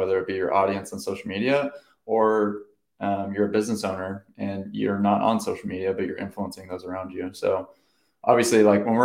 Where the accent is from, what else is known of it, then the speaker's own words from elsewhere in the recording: Orange County, California, United States; I'm from Orange County